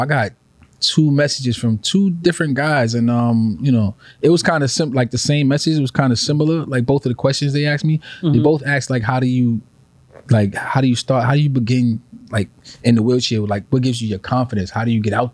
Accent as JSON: {"language": "English", "town": "New York City", "region": "New York", "country": "United States", "tie": "born or raised there", "said": "I grew up in Faraco"}